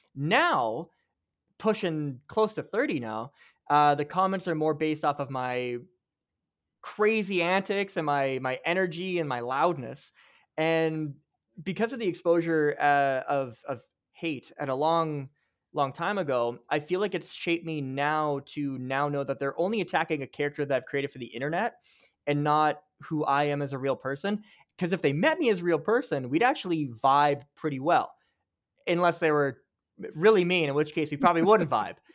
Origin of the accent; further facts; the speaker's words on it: Canada; you and I, as Canadian TikTok creators